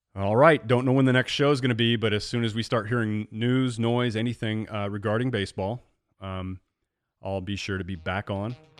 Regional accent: Central Illinois, United States; growing up in Central Illinois, I mean, literally I'm right between Chicago and Saint Louis.

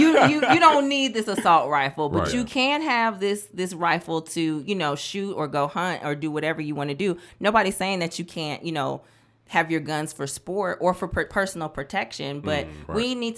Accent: Midwest, United States; I'm from the North, I'm from the Midwest, and so that's a different culture than someone

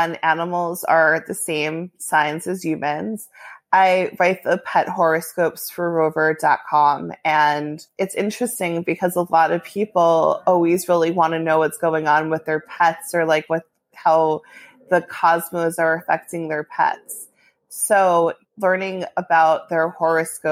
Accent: New York City, New York, United States; I'm an astrologer from New York City.

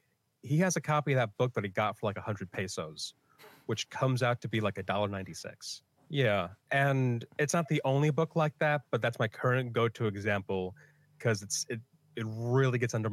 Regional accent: Philippines; Philippines, and I'll just feel like I have to distance myself as much as I can from the fact that I am Filipino.

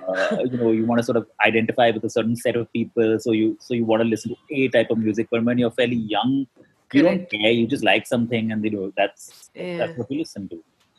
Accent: Dubai, United Arab Emirates; Actually, I grew up in Dubai. So I went to school there.

